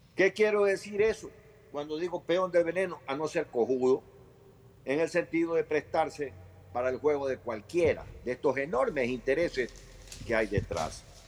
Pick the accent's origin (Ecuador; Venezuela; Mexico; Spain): Ecuador; como ecuatoriano